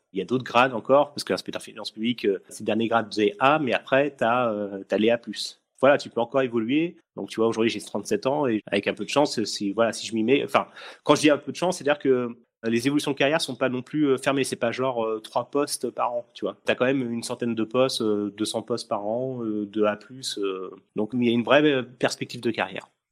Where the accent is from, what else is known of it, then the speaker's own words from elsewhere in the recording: Essonne, Île-de-France, France; je suis de l'Essonne pour pour les gens qui nous écoutent. Donc je suis de l'Essonne